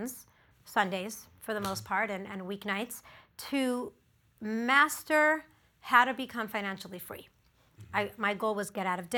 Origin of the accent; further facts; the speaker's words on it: Los Angeles, California, United States; My entire life, I grew up in the Pico Robertson area